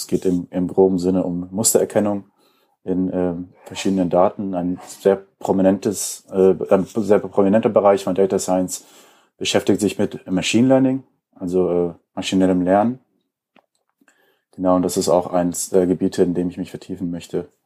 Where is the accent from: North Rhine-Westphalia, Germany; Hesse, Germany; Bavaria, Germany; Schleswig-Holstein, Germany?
North Rhine-Westphalia, Germany; Kaarst; Ähm, ich komme auch hier aus der Region, äh, bin in Karst aufgewachsen.